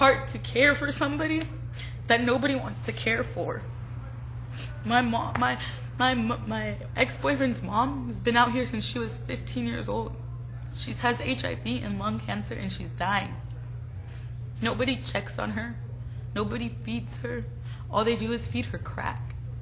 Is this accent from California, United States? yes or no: yes; Orange County, California, United States; I was from Orange County, because I grew up in a good lifestyle, a good home